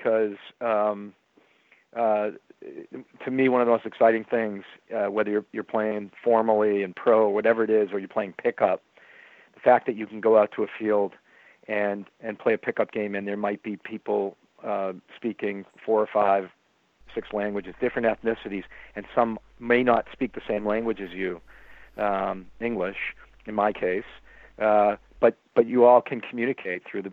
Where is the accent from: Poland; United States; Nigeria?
United States; Boston, Massachusetts; I happen to love the Bruins growing up because I grew up in the Bobby Orr era, and if you grew up in when Bobby Orr was a player here